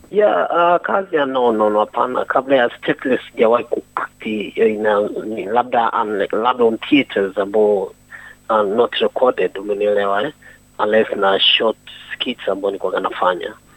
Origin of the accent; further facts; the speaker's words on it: Dar es Salaam, Tanzania; moved away as an adult; also born or lived in Musoma, Mara, Tanzania; now in South Australia, Australia; ni mwenyeji wa Dar es Salaam Tanzania, ambapo ni mwenye asili ya Mara Msoma, lakini uh, natokea Tanzania